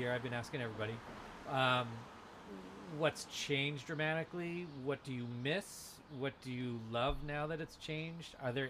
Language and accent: English; Danvers, Massachusetts, United States; I grew up in Danvers.